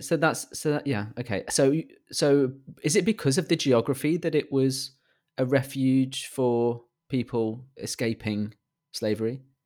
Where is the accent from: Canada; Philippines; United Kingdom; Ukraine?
United Kingdom; England; accent: British